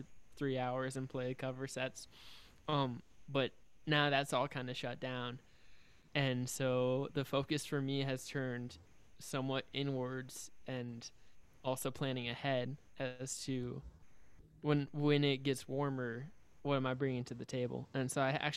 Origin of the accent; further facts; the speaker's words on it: Overland Park, Kansas, United States; I'm from Overland Park, Kansas